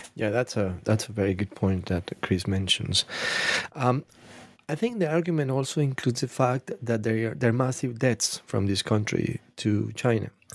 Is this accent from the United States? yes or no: no; Colombia; I'm Latin American, by the way, I'm from Colombia